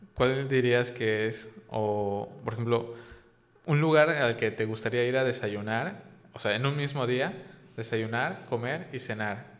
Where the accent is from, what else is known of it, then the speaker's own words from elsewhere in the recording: Yucatán, Mexico; siendo yo yucateco